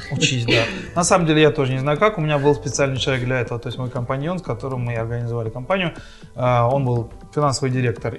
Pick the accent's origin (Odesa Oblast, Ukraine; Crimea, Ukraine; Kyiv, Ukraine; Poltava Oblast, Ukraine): Poltava Oblast, Ukraine; Horishni Plavni; also born or lived in Dnipropetrovsk; now in Kremenchuk, Ukraine; в моем родном городе Комсомольске